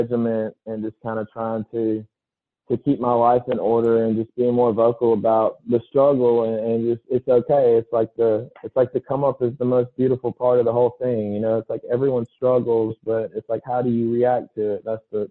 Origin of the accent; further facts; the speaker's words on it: Laurel, Mississippi, United States; also born or lived in Jackson, Mississippi; my hometown in Laurel